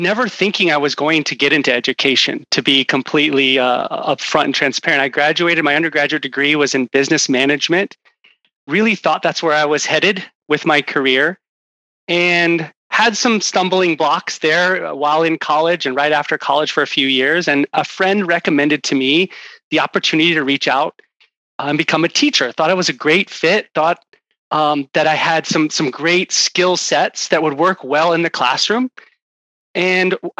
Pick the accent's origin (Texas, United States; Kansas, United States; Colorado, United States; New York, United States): Texas, United States; Houston; I grew up in Houston, Texas